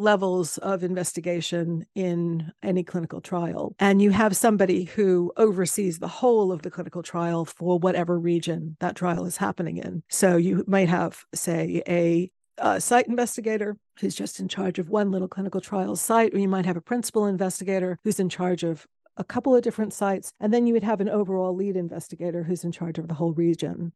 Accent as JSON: {"language": "English", "country": "United States", "moved": "as an adult", "lives_now": "London, United Kingdom", "said": "being a American immigrant"}